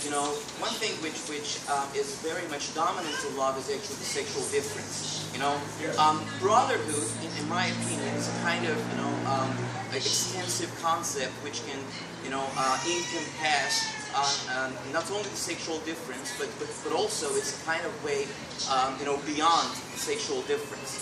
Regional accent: Iran; I'm from Iran

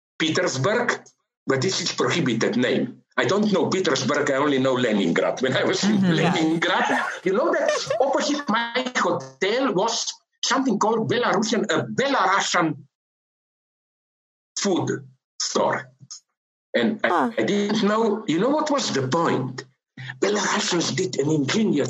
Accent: Slovenia; my country, Slovenia

